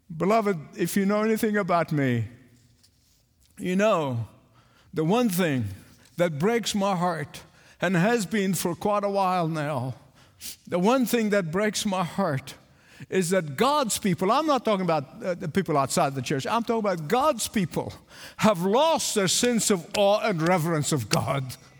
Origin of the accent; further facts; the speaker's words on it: England, United Kingdom; accent: English; I pronounce Isaiah the English way, not the American way